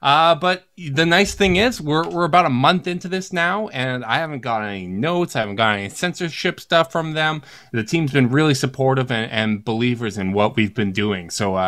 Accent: Winnipeg, Manitoba, Canada; from the Chase Down Podcast, also from Winnipeg.

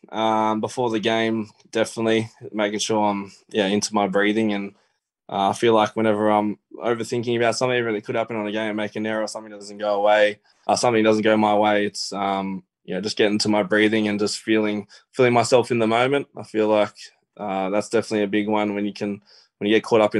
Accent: Menangle, New South Wales, Australia; I sort of talked about yeah my childhood and growing up in Menangle and my dream to play the NRL.

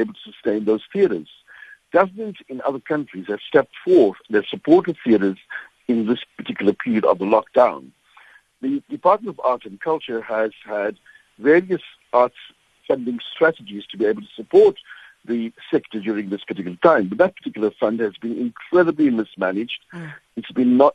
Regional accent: South Africa

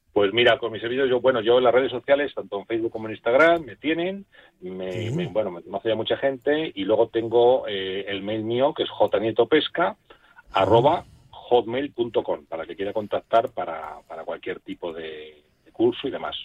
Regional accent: Rionegro del Puente, Castile and León, Spain; yo me crié en Río Negro, Cejas

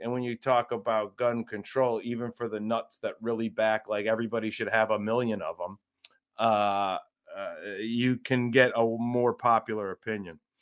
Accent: Northern Ohio, United States; moved away; I'm from Northern Ohio

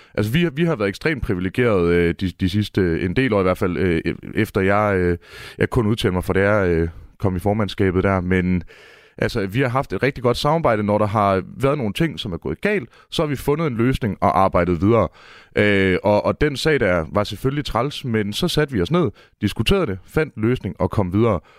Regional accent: Mårslet, Central Denmark Region, Denmark; jeg står her i studiet i Aarhus og er født og opvokset i Morslet

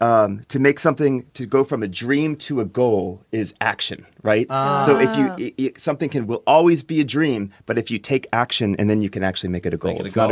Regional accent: Reston, Virginia, United States; moved away as an adult; also born or lived in Pennsylvania; now in Japan; Okay, born and raised outside of Washington, D.C., in a place called Reston, Virginia

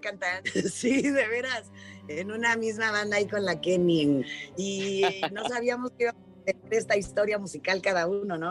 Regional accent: Mexico City, Mexico; empezar en México y más en donde yo nací. no hay nada como tu, como tu casa, como tu hogar, como tu, tu, ciudad

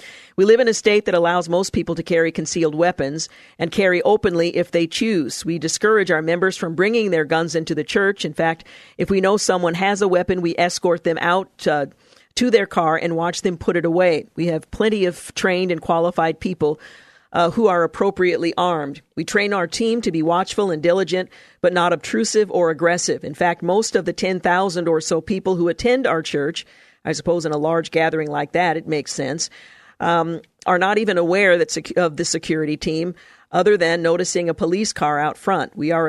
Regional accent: Louisiana, United States; Church security was something I never heard discussed while growing up in North Louisiana.

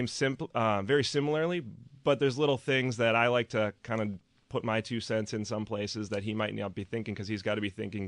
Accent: New Berlin, Wisconsin, United States; I grew up in New Berlin, right up the road

